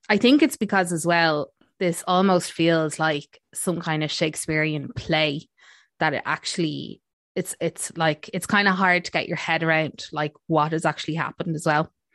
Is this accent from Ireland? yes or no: yes; Ireland; we're Irish